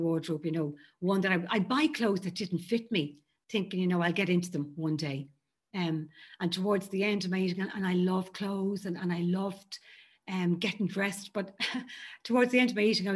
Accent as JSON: {"language": "English", "country": "Ireland", "tie": "born or raised there", "said": "I grew up in Ireland in a very Catholic home."}